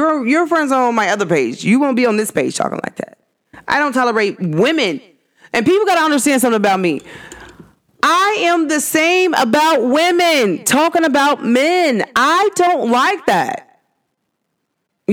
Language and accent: English; United States; culture to me is American